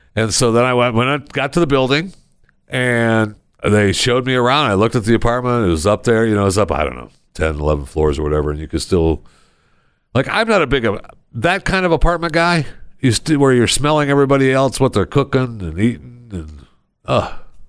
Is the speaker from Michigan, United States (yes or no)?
yes; Saginaw, Michigan, United States; moved away; my hometown, uh, Saginaw, Michigan